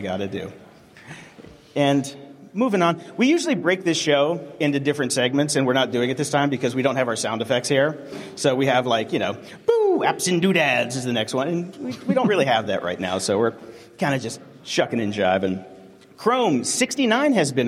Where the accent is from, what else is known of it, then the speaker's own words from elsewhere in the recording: Pittsburgh, Pennsylvania, United States; I'm from Pittsburgh, Pennsylvania